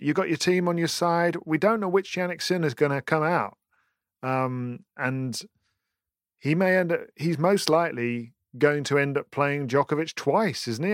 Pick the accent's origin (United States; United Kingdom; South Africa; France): United Kingdom; as a British person